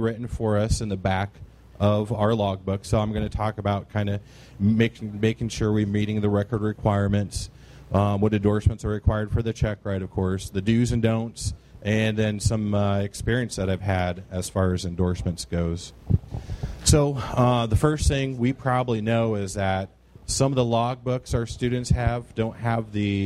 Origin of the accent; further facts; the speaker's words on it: Quincy, Illinois, United States; I am from Quincy, Illinois